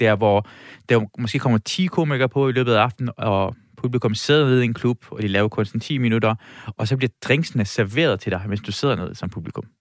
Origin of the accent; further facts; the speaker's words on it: Iran; now in Denmark; jeg er fra Iran